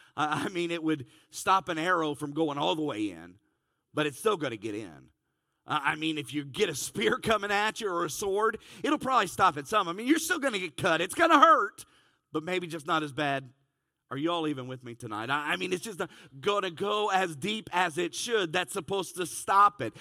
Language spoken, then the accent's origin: English; Cincinnati, Ohio, United States; I'm from Cincinnati